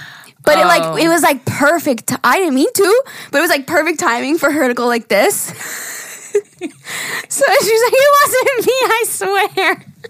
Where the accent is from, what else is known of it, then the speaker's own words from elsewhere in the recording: Wyoming, United States; A little backstory. I'm from Wyoming. And no, we don't ride horses to work or school.